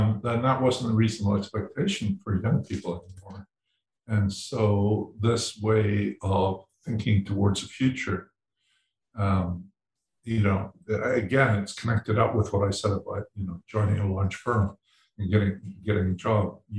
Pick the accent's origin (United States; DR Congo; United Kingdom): United Kingdom; Edinburgh, Scotland; I was born in Edinburgh